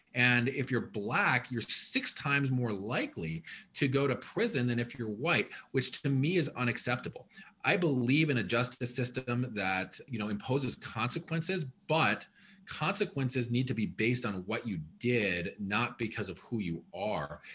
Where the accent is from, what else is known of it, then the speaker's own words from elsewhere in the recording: Ann Arbor, Michigan, United States; also born or lived in Washington, D.C. / Detroit; I grew up here as a kid, um, I was born and raised here